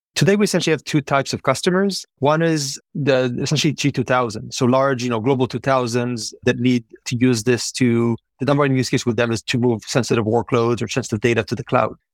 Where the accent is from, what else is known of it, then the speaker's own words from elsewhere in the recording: Israel; moved away; born and raised in Israel